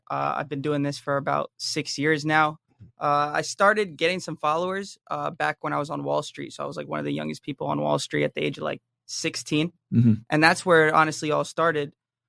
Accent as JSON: {"language": "English", "town": "Jersey City", "region": "New Jersey", "country": "United States", "tie": "born there", "said": "So, I mean, I was born in New Jersey, Jersey City."}